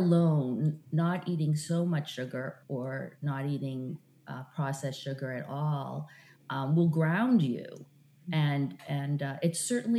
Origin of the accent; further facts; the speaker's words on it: Brookline, Massachusetts, United States; moved away; also born or lived in Philadelphia; I grew up in Brookline, Massachusetts.